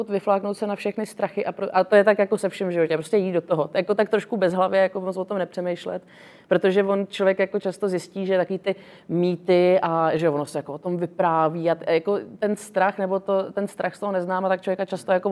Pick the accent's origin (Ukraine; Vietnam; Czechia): Vietnam; já jsem vyrůstala vlastně ve Větnamu část svého života, takže jsem byla vlastně v mezinárodním vzdělávacím systému